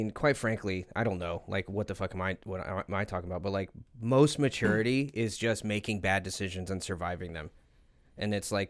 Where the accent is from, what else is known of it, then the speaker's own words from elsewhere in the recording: Ohio, United States; moved away; I'm from Ohio.